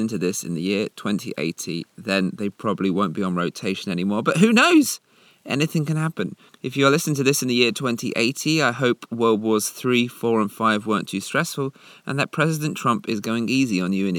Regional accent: Essex, East of England, United Kingdom; I come from Essex.

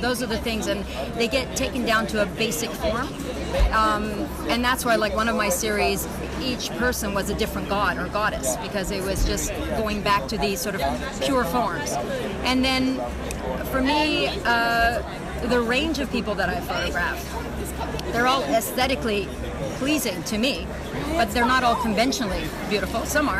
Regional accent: United States; now in Switzerland; because of coming from two cultures, being both American and Iranian, living in Switzerland

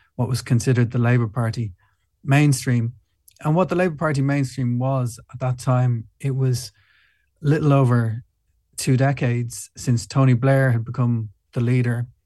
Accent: Ireland; I'm from Ireland

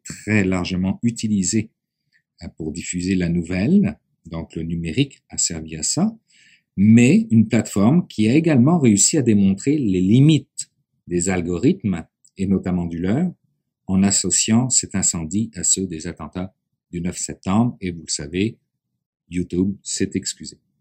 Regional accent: Quebec, Canada; chez nous, au Québec

